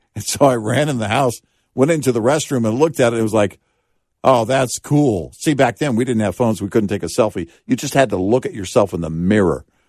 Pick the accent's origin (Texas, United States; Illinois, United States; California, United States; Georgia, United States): Texas, United States; growing up in Texas